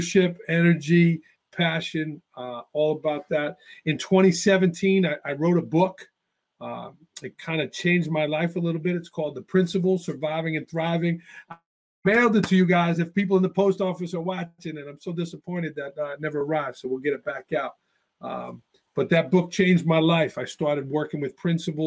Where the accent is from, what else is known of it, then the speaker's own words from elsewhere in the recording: New York City, New York, United States; moved away as an adult; also born or lived in Greensboro, North Carolina / Tuscany, Italy / Port Jervis, New York; now in Northeast Pennsylvania, United States; I grew up in Staten Island, New York, so I am a native New Yorker. You might hear a little bit of an accent